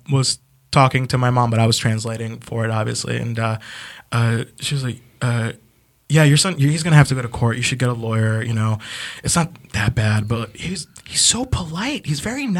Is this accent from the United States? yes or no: no; Ecuador; I'm from Ecuador.